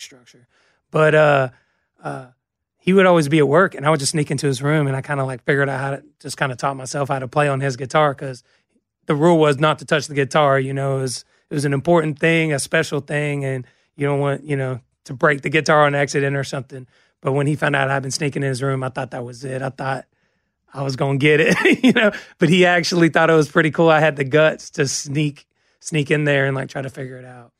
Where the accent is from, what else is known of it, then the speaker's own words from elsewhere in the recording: Georgia, United States; moved away; we're coming from Georgia, pine trees are just everywhere, so it makes me think of home